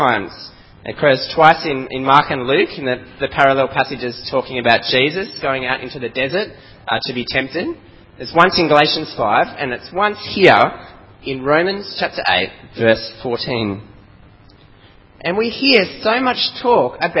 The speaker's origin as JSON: {"language": "English", "country": "Australia", "accent": "strong Aussie", "said": "my strong Aussie accent"}